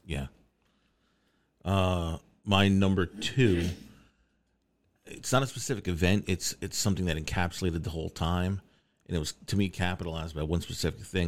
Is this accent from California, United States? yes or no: no; New York, United States; being a New Yorker